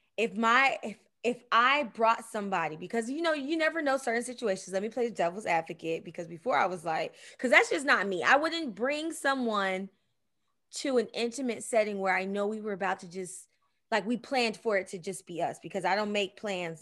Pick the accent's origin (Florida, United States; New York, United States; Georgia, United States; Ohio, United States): Florida, United States; Miami; I'm from Miami